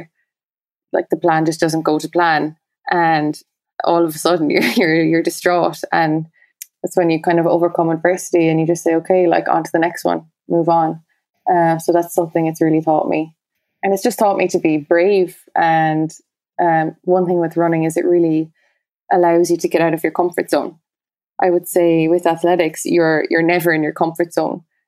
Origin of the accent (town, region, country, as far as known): Munster, Ireland; born or raised there